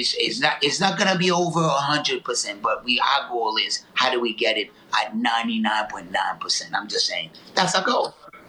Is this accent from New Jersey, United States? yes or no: yes; Newark, New Jersey, United States; You know, I went to Essex County College in Newark. You know, I grew up in Newark, you know.